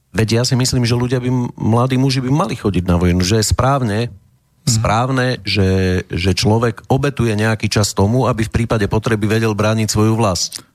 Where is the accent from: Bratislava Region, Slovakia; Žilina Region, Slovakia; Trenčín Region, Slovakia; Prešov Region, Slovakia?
Trenčín Region, Slovakia; Prievidza; moved away as an adult; also born or lived in Nováky; Pochádzam z Prievidze